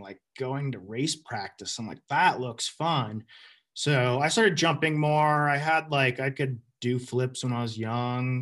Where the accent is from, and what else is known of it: Western Massachusetts, United States; born or raised there; also born or lived in Burlington, Vermont